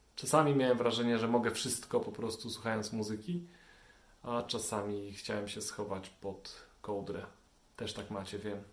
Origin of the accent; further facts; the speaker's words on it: Częstochowa, Silesian Voivodeship, Poland; wychowałem się w Częstochowie na blokowisku